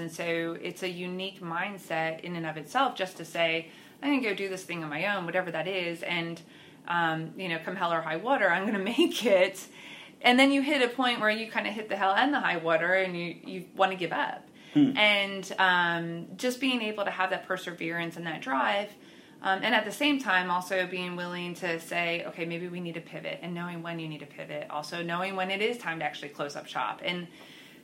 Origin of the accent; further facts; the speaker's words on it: Pennsylvania, United States; moved away as an adult; now in Oklahoma City, United States; I am originally from Pennsylvania and then moved here to Oklahoma City 13 years ago